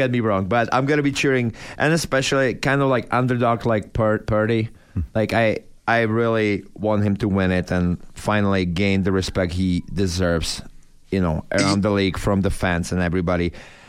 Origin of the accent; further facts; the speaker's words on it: Czechia; English is a second language; now in United States; I'm from Czech Republic, from Europe.